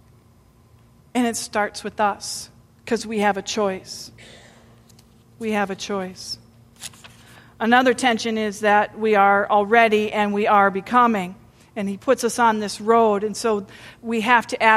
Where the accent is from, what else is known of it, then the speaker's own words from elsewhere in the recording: United States; we're from the United States